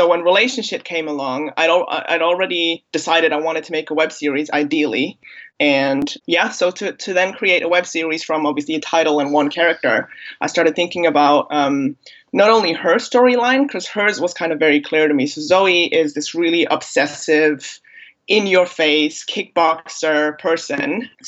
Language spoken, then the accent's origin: English; Germany; accent: American; also born or lived in Bosnia and Herzegovina; now in London, United Kingdom; So I was born in Bosnia, at the time Yugoslavia. I came to Germany as a baby. I'm a German national, and now I live in London in the UK. My American accent has nothing to do with anything.